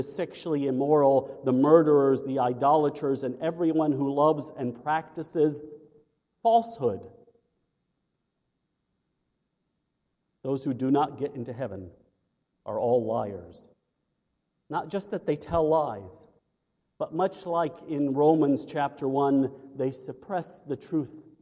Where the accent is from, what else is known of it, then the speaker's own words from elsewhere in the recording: United States; as American Christians